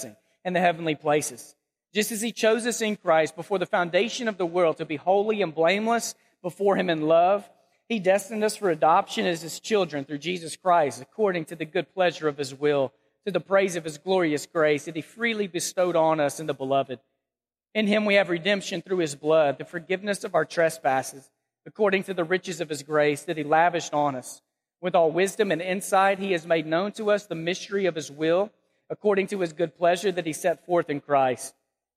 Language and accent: English; Texas, United States; moved away as an adult; now in Memphis, United States; we were born and raised in Texas. We love Texas. I love the Dallas-Fort Worth area